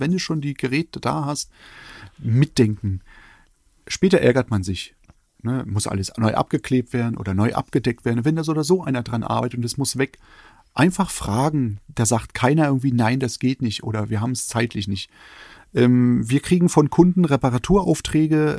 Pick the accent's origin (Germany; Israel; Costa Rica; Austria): Germany; eastern Germany; ich komme aus dem Osten.